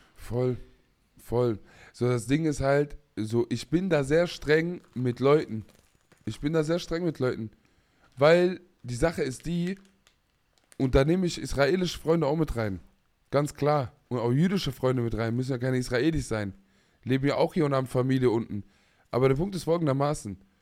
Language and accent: German; Palestine; ich als Palästinenser